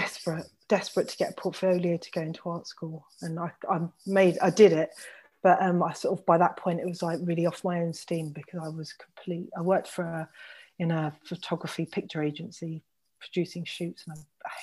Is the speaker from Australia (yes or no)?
no; London, United Kingdom; also born or lived in Nottingham; being a Londoner and having all my friends and my life in London